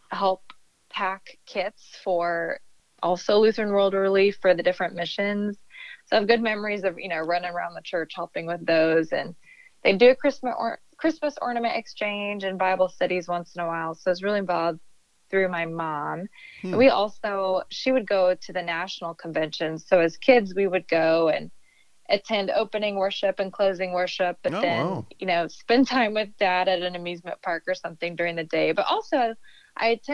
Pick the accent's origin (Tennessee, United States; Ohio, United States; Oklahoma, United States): Oklahoma, United States; Ponca City; now in Topeka, United States; I grew up in Ponca City